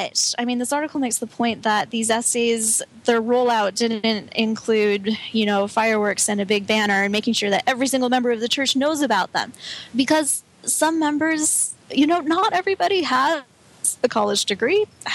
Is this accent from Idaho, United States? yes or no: no; Colorado, United States; I grew up in Colorado